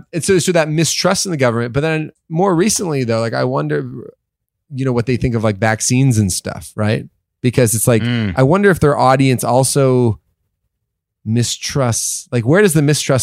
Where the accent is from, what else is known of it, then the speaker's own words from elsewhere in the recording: Toronto, Ontario, Canada; I grew up in Toronto.